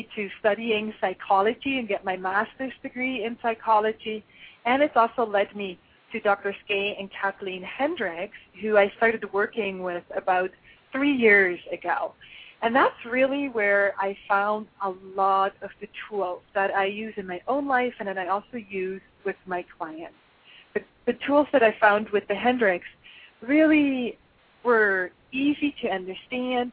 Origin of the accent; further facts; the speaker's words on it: Switzerland; moved away; I'm originally from Switzerland, and in Switzerland, I think it was the age of 7 or 8, I actually had to take a bicycling test.